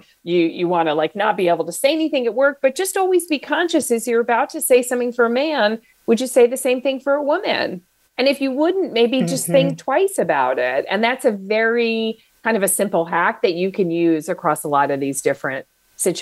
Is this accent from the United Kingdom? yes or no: no; New Jersey, United States; also born or lived in Atlanta; I'm from New Jersey. So "you guys" is just like, it's like the first words that you learn to say aloud.